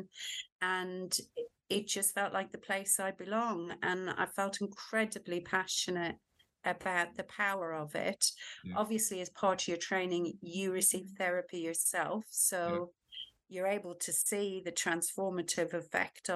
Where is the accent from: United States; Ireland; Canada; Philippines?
Ireland; moved away as an adult; now in United Kingdom; I was born and brought up in Ireland, and I moved to the UK when I was 20.